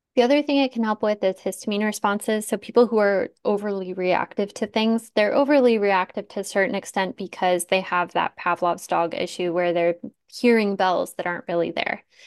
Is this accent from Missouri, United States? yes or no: no; Tucson, Arizona, United States; I grew up in Tucson